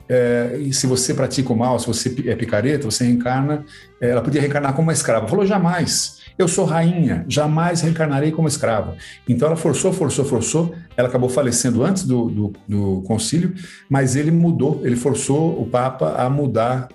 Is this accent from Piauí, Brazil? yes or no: no; Sorocaba, São Paulo, Brazil; also born or lived in United States; sorocabês, de onde eu sou.